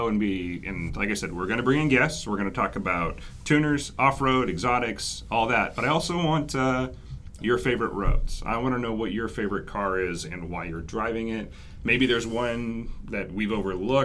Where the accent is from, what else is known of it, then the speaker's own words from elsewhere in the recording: Arlington, Washington, United States; outside of Arlington, Washington, which is actually my hometown